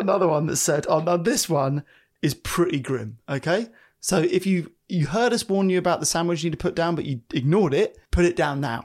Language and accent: English; United Kingdom; I'm British